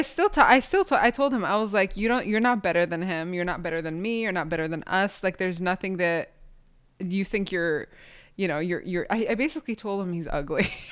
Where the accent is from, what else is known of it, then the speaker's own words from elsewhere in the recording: Palestine; I, as a Palestinian person